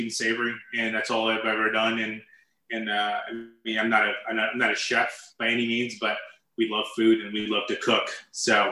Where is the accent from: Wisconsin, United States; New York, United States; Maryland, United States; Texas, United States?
Texas, United States; El Paso; moved away; I'm originally from El Paso, and I moved here